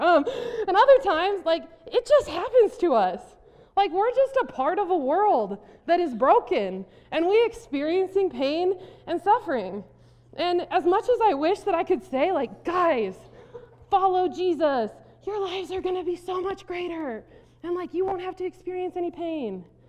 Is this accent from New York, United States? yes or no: no; South Dakota, United States; I grew up in South Dakota